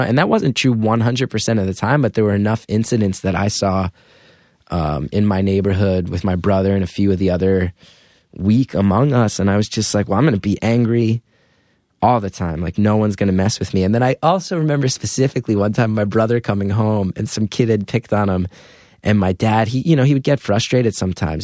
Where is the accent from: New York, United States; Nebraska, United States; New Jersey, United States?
New Jersey, United States; northern; now in Brooklyn, United States; I grew up in New Jersey and went to Rutgers